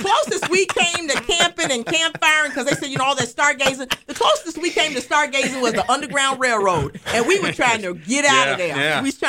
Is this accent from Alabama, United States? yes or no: yes; Alabama, United States; We're in Alabama. Totally. I'm from Phyllis. Alabama, y'all.